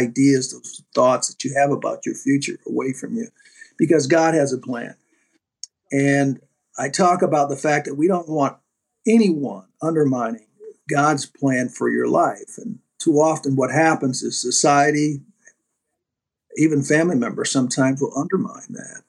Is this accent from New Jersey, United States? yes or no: no; North Carolina, United States; moved away; also born or lived in Michigan; growing up, as I was one of nine children, who at that time, back in the 60s and 50s, growing up in North Carolina, tobacco country